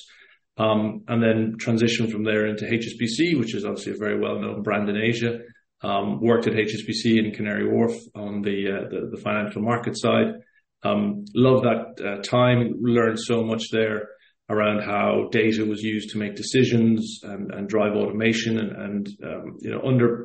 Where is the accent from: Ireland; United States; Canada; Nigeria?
Ireland; Cork, Munster; moved away as an adult; now in Lisbon, Portugal; So I'm from Ireland originally. Grew up in Cork